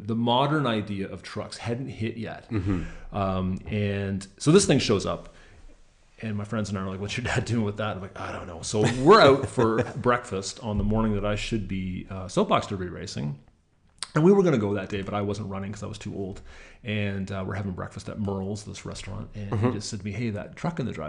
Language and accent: English; Mitchell, Ontario, Canada; I grew up in Mitchell, Ontario